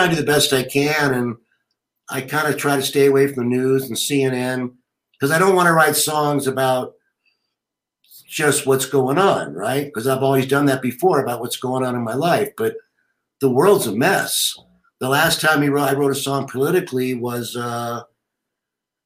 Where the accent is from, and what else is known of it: United States